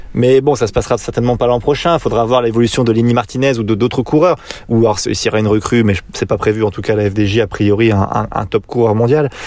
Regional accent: France; on est français

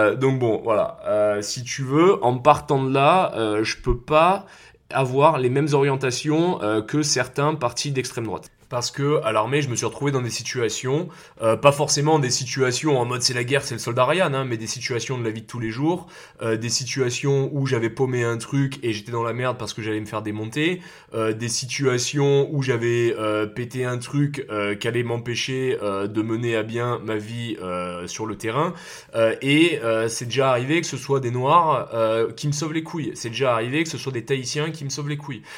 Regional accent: south-east France, France; j'ai grandi dans le sud de la France

